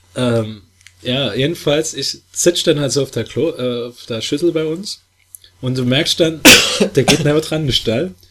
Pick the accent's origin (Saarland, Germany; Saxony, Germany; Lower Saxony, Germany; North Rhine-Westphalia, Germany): Saarland, Germany; Saarbrücken; accent: Saarland Platt, city; ich bin aus Saarbrücke.